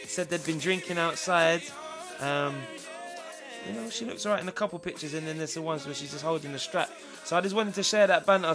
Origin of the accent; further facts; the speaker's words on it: England, United Kingdom; I'm English.